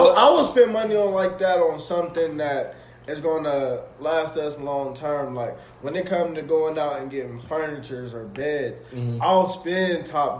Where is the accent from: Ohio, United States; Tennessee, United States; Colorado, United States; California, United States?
Ohio, United States; Columbus; moved away as an adult; now in Las Vegas, United States; I first moved to Vegas, bro, I didn't realize how Columbus was growing up in Columbus.